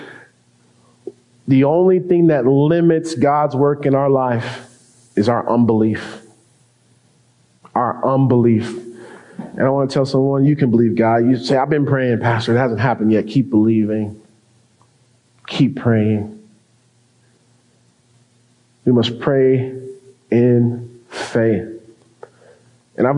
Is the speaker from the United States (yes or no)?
yes; Denver, Colorado, United States; now in Leona Valley, United States; I grew up in Denver, Colorado